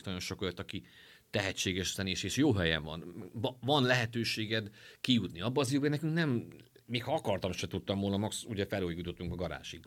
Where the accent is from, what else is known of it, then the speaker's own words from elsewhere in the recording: Miskolc, Borsod-Abaúj-Zemplén, Hungary; mi miskolciak vagyunk